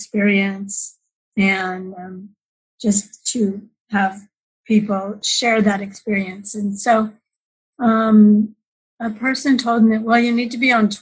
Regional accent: California, United States; moved away as an adult; also born or lived in Canada / Orange County, California; now in Idaho, United States; I was born in Canada, but my family moved us to California when I was 7, and we lived there 40 years.

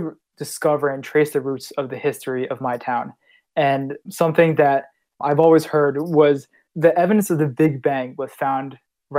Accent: Holmdel, New Jersey, United States; I come from Holmdel, New Jersey, and that's a town in central New Jersey.

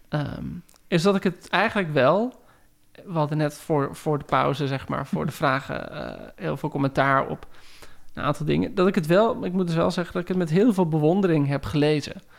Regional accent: Heerewaarden, Gelderland, Netherlands; ik groeide op in Heergewaard

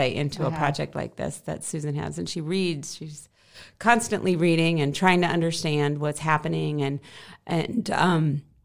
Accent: Cedar Rapids, Nebraska, United States; moved away; I'm from central Nebraska

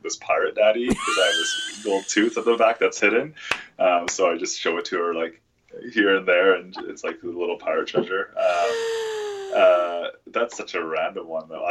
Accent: Vancouver, British Columbia, Canada; I was born and raised in Vancouver.

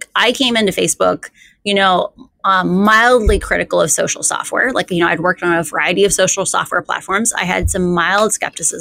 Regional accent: Iowa, United States; I grew up in Iowa

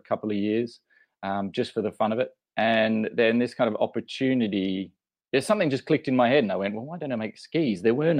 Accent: Australia; moved away as an adult; also born or lived in London; being Australian originally

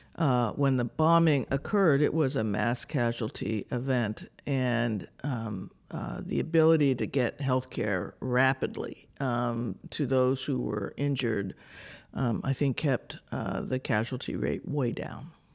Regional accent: New Mexico, United States; moved away as an adult; also born or lived in Arizona; I grew up in New Mexico.

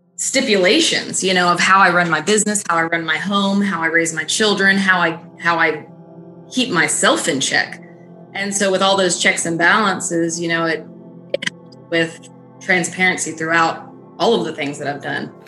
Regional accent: Decatur, Georgia, United States; moved away; also born or lived in Mississippi; I actually grew up right outside of Atlanta, Georgia, um, in a place called Decatur

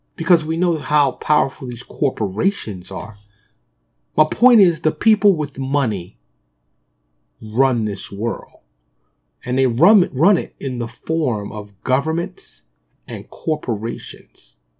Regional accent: New York City, New York, United States; moved away as an adult; also born or lived in Dallas suburb, Texas; now in Dallas, United States; born and raised in New York, I live in, uh, suburb of Dallas now

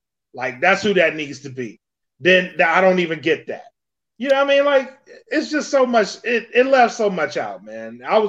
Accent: Louisiana, United States; I'm from Louisiana.

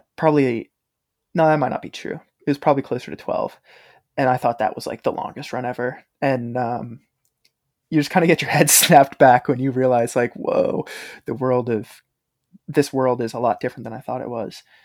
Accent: Maine, United States; moved away as an adult; growing up in Maine

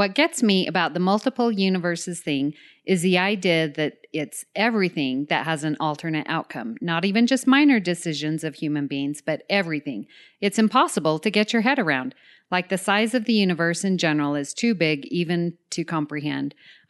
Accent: Utah, United States; born or raised there

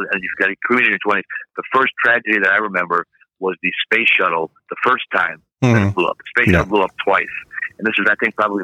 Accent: Milwaukee, Wisconsin, United States; I grew up in Milwaukee

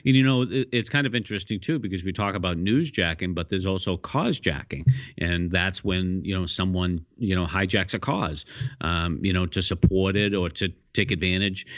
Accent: Boston, Massachusetts, United States; I am a Bostonian

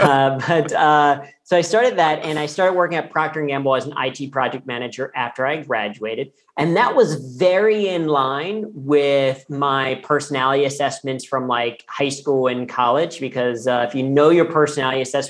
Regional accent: Cincinnati, Ohio, United States; I grew up in Cincinnati, Ohio, which is P&G's global headquarters

